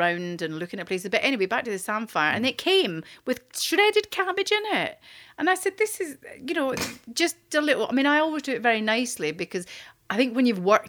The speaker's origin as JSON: {"language": "English", "region": "Scotland", "country": "United Kingdom", "said": "I'm quite Scottish"}